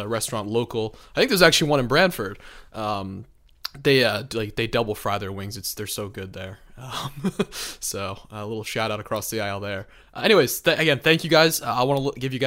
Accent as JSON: {"language": "English", "region": "southern Connecticut", "country": "United States", "said": "being from the sort of southern part of the state"}